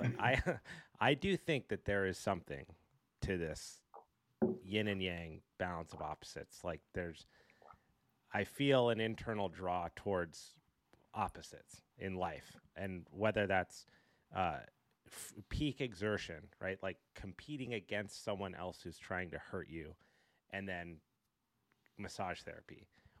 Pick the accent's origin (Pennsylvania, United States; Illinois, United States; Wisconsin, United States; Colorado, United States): Colorado, United States; I grew up in Colorado, I skied competitively for 12 years